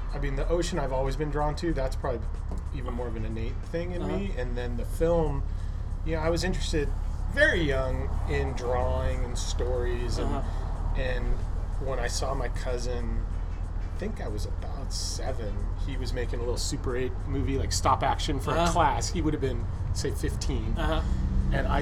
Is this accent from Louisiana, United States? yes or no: no; Los Angeles, California, United States; I'm born and raised in the Los Angeles area, So my parents are still in a house in Pasadena